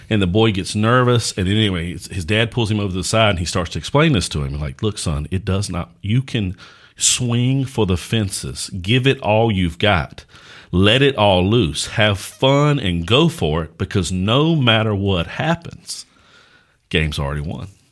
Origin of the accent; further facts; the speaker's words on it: United States; as American Christians